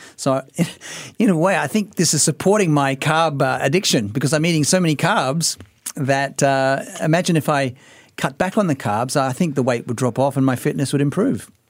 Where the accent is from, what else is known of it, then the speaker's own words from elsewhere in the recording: Australia; I've just been a recreational athlete all my life growing up in Australia